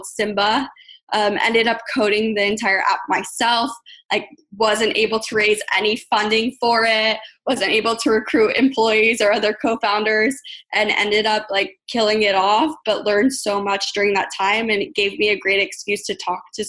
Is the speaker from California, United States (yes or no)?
yes; Los Angeles, California, United States; also born or lived in Ithaca, New York; I'm born and raised in Los Angeles.